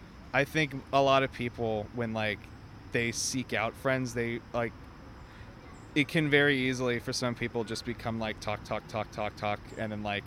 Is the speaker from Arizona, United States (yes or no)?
no; St. Louis, Missouri, United States; also born or lived in Indiana; now in New York, United States; No, I'm from St. Louis. I went to school in Indiana, and my parents live in Florida